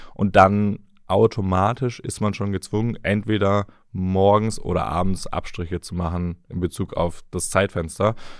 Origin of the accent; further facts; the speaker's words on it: the South, Southern Germany, Germany; ich komme aus dem Süden, Maultaschen mit Spätzle